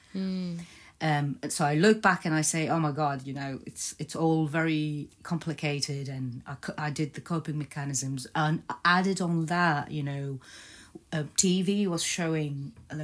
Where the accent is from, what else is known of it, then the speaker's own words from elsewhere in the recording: Baghdad, Baghdad Governorate, Iraq; moved away; also born or lived in Egypt / Netherlands; I was born in Baghdad, and as a one-year-old, we moved to Egypt, where I lived for a couple of years